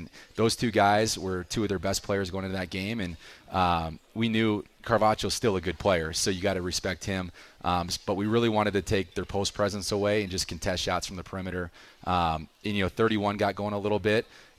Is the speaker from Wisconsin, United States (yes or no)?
yes; Wisconsin, United States; moved away; I grew up in Wisconsin